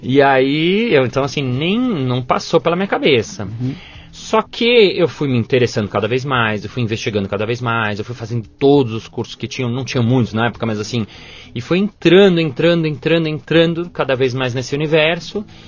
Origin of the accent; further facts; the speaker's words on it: São Paulo, Brazil; also born or lived in New York / France; Eu sou de São Paulo mesmo